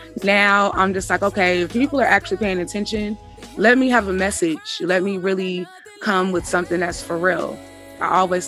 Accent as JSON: {"language": "English", "town": "Richmond", "region": "California", "country": "United States", "tie": "born or raised there", "said": "I'm from Richmond, California. I'm what a Richmond girl is."}